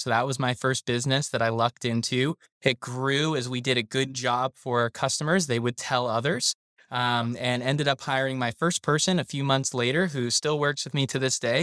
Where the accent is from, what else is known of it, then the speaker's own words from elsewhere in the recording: South Florida, United States; I was raised in South Florida